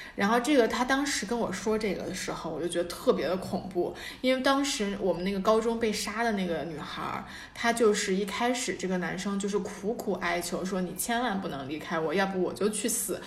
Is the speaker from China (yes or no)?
yes; China; moved away; 咱们总共你学校中国人，我们中国人啊，一个年级也就二十个